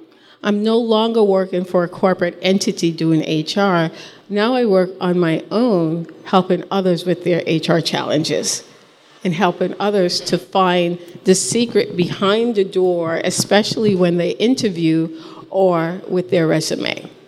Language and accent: English; Ireland; I'm a mom, I'm dyslexic, and I'm Irish.